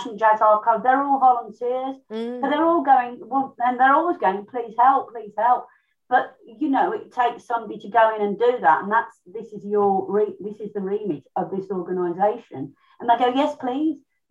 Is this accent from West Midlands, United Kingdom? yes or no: yes; Birmingham, West Midlands, United Kingdom; I'm from Birmingham